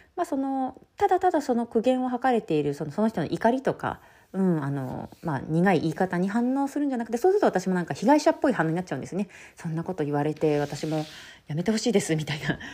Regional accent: Shizuoka, Japan; moved away as an adult; 地元の静岡

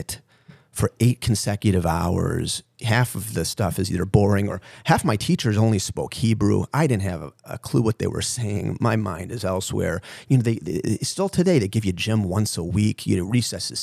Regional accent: Skokie, Illinois, United States; also born or lived in St. Louis, Missouri; I grew up in Skokie

